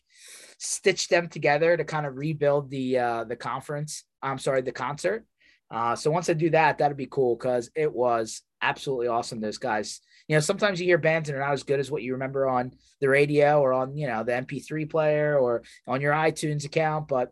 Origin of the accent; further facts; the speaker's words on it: Philadelphia area, Pennsylvania, United States; I'm from Philly area